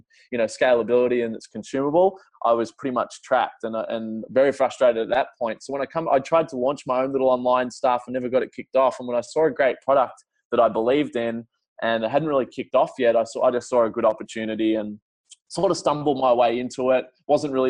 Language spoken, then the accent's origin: English; Melbourne, Victoria, Australia; I grew up in Melbourne, so south tip